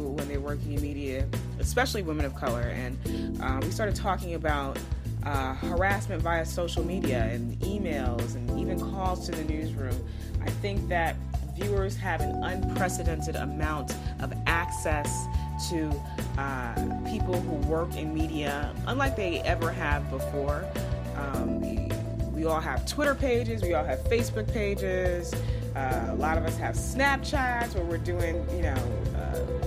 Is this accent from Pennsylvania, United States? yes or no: no; Long Island, New York, United States; moved away as an adult; also born or lived in Brooklyn, New York / North Carolina; I am a New York native. I was born in Brooklyn and raised on Long Island